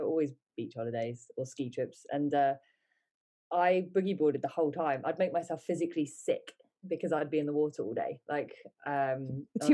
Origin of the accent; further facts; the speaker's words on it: England, United Kingdom; also born or lived in United States; I was born in England. Uh, we moved to America for a bit, then we moved back to England